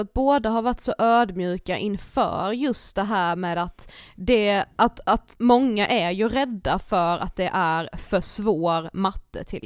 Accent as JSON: {"language": "Swedish", "town": "Karlshamn", "region": "Blekinge", "country": "Sweden", "moved": "yes", "said": "i Karlshamn mm. som vi kommer ifrån"}